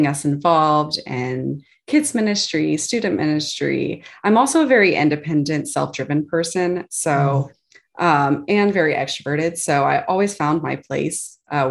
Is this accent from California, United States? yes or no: no; Virginia, United States; also born or lived in Texas; I grew up mostly in the Virginia area, but prior to that, moved around a little bit from Texas. Roots are in Texas. But with my dad's job, we moved to a few different places